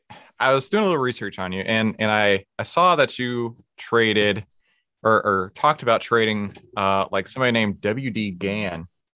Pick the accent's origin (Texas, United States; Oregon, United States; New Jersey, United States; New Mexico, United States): Texas, United States; I'm from Texas.